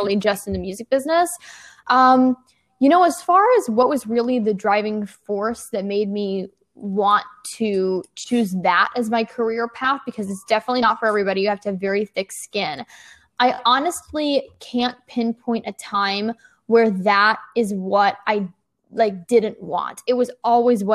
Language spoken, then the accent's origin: English; Nashville, Tennessee, United States; now in New York City, United States; I grew up in both Nashville, Tennessee and New York City